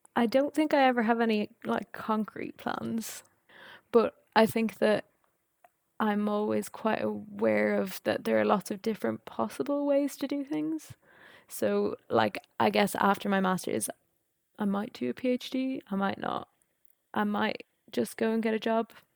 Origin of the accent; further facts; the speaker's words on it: Ireland; moved away as an adult; also born or lived in France / Edinburgh, United Kingdom; I'm Irish